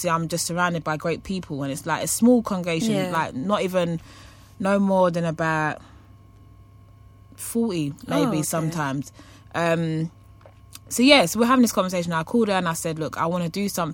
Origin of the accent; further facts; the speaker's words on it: London, United Kingdom; growing up in Hackney